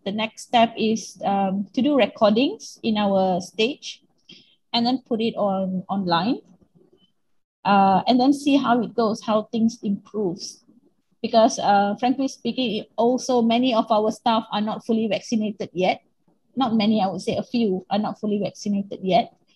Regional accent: Penang, Malaysia; moved away as an adult; also born or lived in Kuala Lumpur; I've come back from Kuala Lumpur back to Penang, my hometown, in 2017.

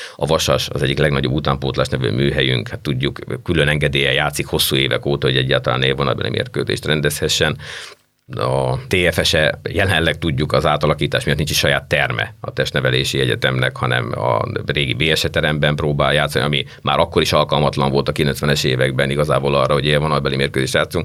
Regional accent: Hungary; én magam is két vidéki ember

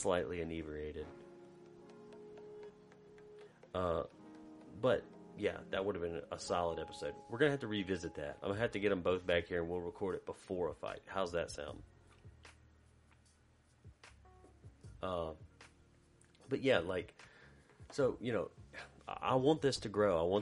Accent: Macomb, United States; when I was a kid growing up in Macomb

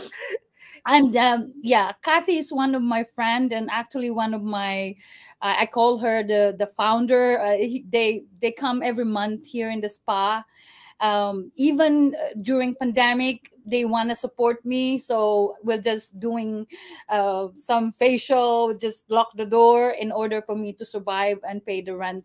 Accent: Butuan, Caraga, Philippines; moved away; we was born there in Mindanao in Butuan, Mindanao. So I'm Bisaya

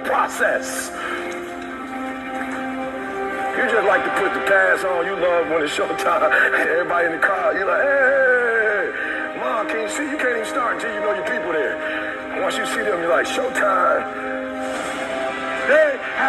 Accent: Detroit, Michigan, United States; I'm from Detroit, homeless

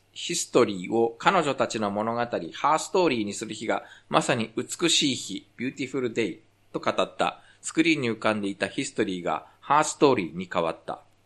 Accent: Japan; also born or lived in South Korea; 日本生まれ、韓国在住経験あり

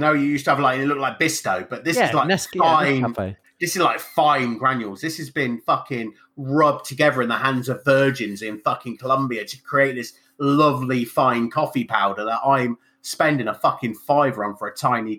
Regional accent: England, United Kingdom; I'm English, but as you can see by the color of my skin, I'm not quite as English as you.

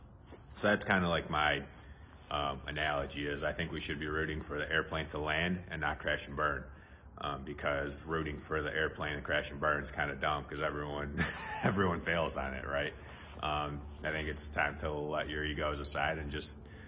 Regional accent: United States; All of us, all the Americans

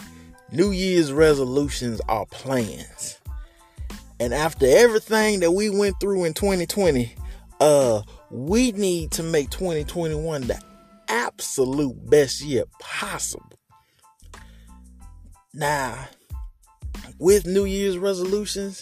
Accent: the South, United States; I am from the South

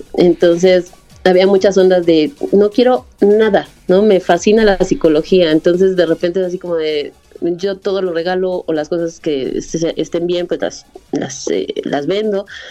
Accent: Mexico City, Mexico; also born or lived in Ciudad Nezahualcóyotl, State of Mexico; de la Ciudad de México

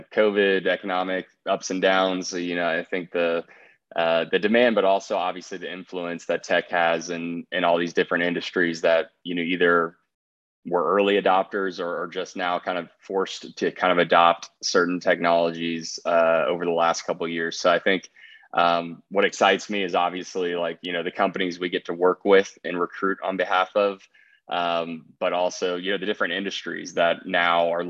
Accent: Austin, Texas, United States; living, growing up in the Austin, Texas area

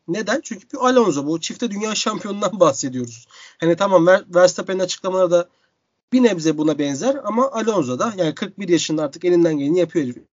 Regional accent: Istanbul, Turkey; İstanbul'a geri döndüm. Büyük bir sevinç, büyük bir kıvançla birlikte memleketime dönmenin

